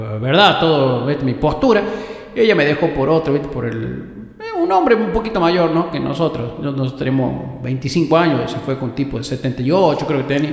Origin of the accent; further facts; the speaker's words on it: Goya, Corrientes, Argentina; soy de Goya Corrientes también